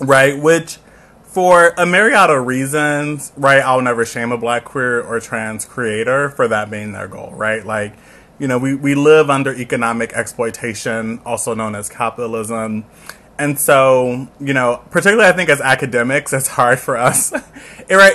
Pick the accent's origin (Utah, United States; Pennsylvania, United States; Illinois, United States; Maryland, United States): Illinois, United States; Chicago; I'm from the South Side of Chicago, proudly